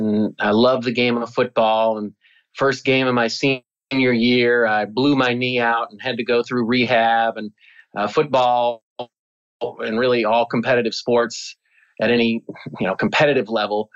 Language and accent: English; Cedar Rapids, Iowa, United States; I grew up in Cedar Rapids, Iowa, which is a very blue-collar town.